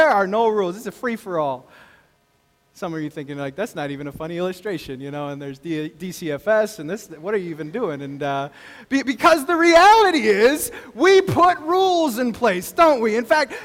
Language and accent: English; El Paso, Texas, United States; I grew up in El Paso, Texas